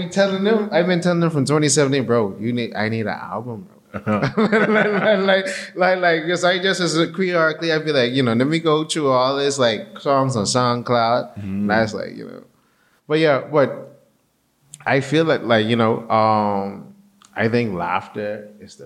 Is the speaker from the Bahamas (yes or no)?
yes; Bahamas; growing up in the Bahamas